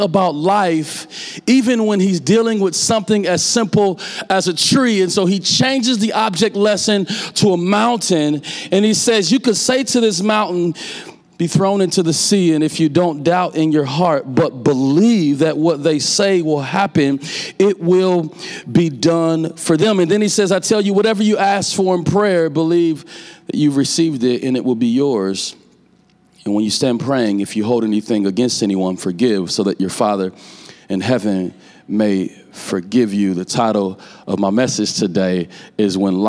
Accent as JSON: {"language": "English", "town": "Omaha", "region": "Nebraska", "country": "United States", "tie": "born or raised there", "said": "I'm from North Omaha, Nebraska"}